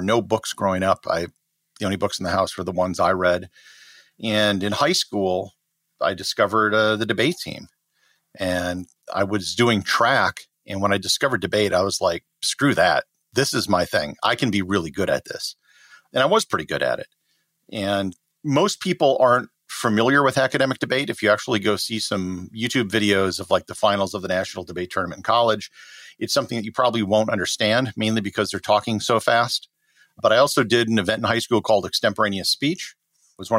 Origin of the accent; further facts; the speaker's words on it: Wisconsin, United States; moved away; I grew up in Wisconsin, a very middle class, blue collar family.